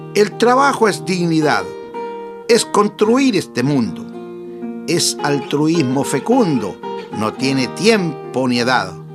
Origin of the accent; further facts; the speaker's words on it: Sauzal, Maule, Chile; En Sausal, mi pueblo natal